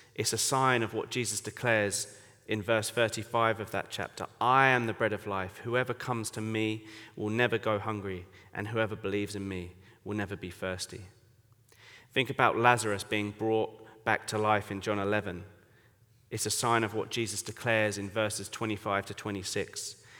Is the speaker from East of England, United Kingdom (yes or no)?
yes; Colchester, East of England, United Kingdom; accent: English; moved away as an adult; now in Bangkok, Thailand; I grew up in Colchester, England.